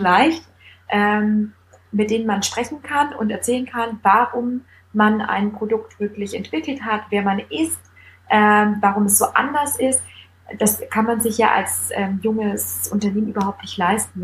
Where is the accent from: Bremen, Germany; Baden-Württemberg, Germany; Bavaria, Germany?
Bavaria, Germany; also born or lived in Munich; Ich komme aus Bayern, ich bin mit der Breze quasi aufgewachsen